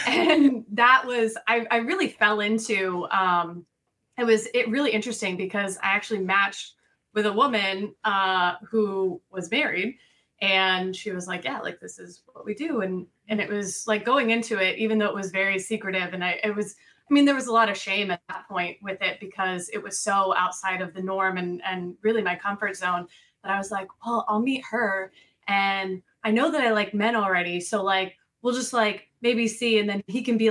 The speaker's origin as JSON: {"language": "English", "region": "Missouri", "country": "United States", "tie": "born or raised there", "also_born_or_lived": "Colorado", "moved": "as an adult", "lives_now": "Florida, United States", "said": "I grew up in Missouri"}